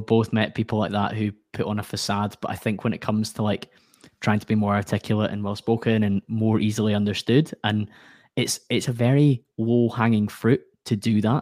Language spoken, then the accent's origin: English; Glasgow, Scotland, United Kingdom; accent: Scottish; I come from Glasgow in Scotland